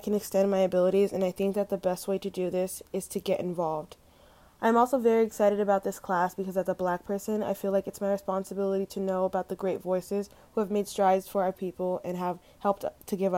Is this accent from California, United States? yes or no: yes; San Bernardino, California, United States; I was born on May 8th, 2002, at the San Bernardino Hospital